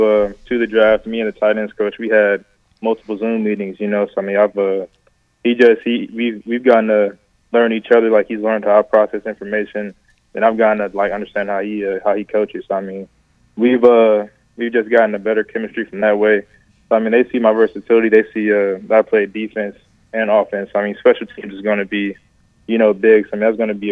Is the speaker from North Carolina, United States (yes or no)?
yes; Charlotte, North Carolina, United States; growing up in Charlotte, like, I used to pass that stadium, you know, all the time. So, I mean, just having that moment, my first touchdown in the city I was born and raised